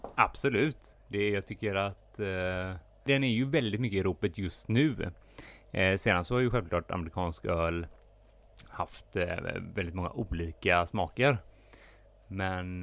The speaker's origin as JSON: {"language": "Swedish", "town": "Gothenburg", "region": "Västra Götaland", "country": "Sweden", "said": "som göteborgare"}